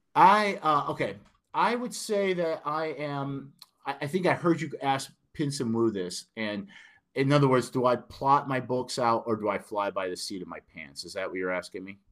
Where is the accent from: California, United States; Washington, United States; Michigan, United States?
Michigan, United States; Detroit; accent: northern; moved away as an adult; now in Nashville, United States; I have a very northern accent, according to my friends down here, I'm from Detroit, Michigan.